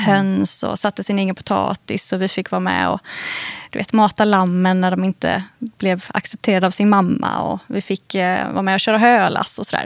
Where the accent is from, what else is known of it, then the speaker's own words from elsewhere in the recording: Gothenburg, Västra Götaland, Sweden; jag är uppvuxen i, utanför Göteborg. Eh, på landet skulle jag faktiskt vilja säga